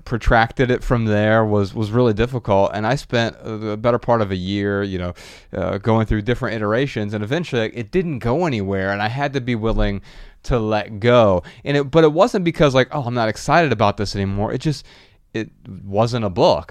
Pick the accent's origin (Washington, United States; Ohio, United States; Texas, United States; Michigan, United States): Ohio, United States; Dayton; my hometown, Dayton, Ohio